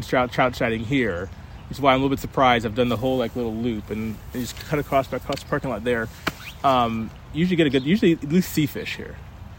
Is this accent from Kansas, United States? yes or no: no; Columbus, Ohio, United States; now in Northern Virginia, United States; Born in Columbia, Maryland, but I grew up in Ohio.